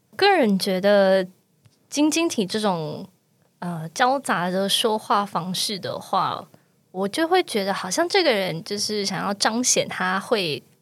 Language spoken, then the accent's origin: Chinese; Taiwan; first language Taiwanese Hokkien; 我从小也是讲台语长大，我的跟街坊邻居，甚至是阿嬷都是说台语